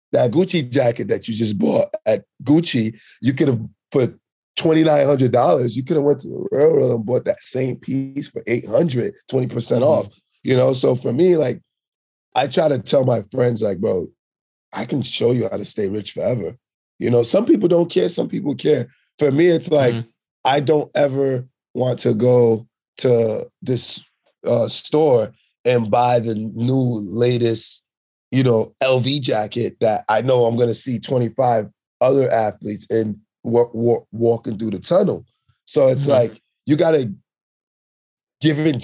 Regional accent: New York, United States; also born or lived in Sint Maarten; I was born on the French side, but I moved to New York when I was four

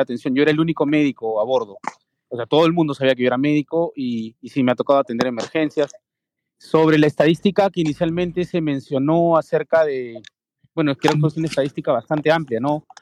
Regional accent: Lima, Peru; Soy de Lima, Perú.

